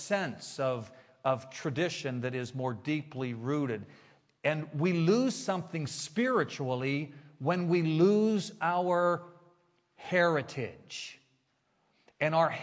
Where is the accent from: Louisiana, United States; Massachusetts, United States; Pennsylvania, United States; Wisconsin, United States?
Pennsylvania, United States; Beaver Falls; moved away as an adult; also born or lived in Pittsburgh / Philadelphia / Washington, D.C. / San Diego; now in Orlando, United States; Joe Namath is from my hometown